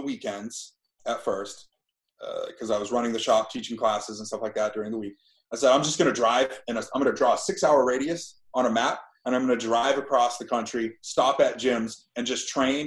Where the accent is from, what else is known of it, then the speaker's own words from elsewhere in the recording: Fairfield, Maine, United States; moved away as an adult; also born or lived in Ohio; I grew up in Fairfield, Maine